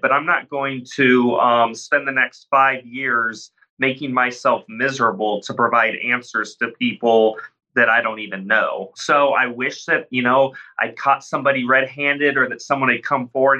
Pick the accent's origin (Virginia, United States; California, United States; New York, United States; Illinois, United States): Illinois, United States; moved away; I'm back in my hometown out in the cornfields in Illinois